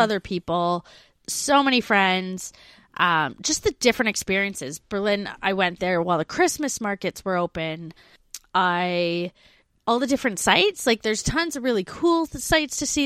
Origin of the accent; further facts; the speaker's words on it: Canada; moved away; I have a foundation of French growing up in Canada, 'cause we learn French.